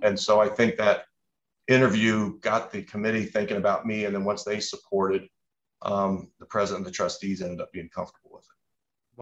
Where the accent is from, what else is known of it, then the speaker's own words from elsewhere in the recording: Indianapolis, Indiana, United States; I grew up in Indianapolis